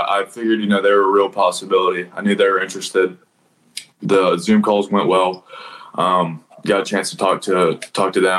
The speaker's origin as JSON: {"language": "English", "town": "Nashville", "region": "Tennessee", "country": "United States", "tie": "born or raised there", "said": "I kind of played locally around here in Nashville"}